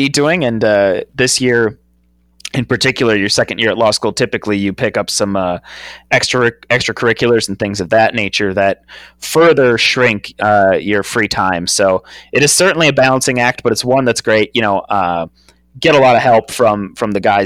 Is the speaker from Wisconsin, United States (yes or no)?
yes; Wisconsin, United States; growing up in Wisconsin